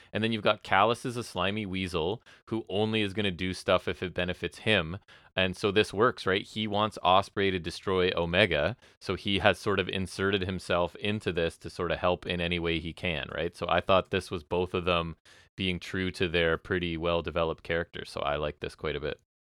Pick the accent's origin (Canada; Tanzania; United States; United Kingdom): Canada